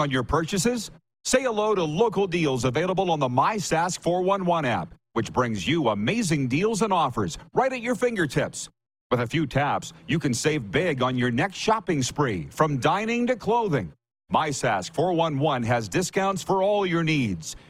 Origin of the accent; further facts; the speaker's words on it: Canada; moved away as an adult; also born or lived in Saskatchewan; now in South Florida, United States; I come from Canada where I spent only half a century.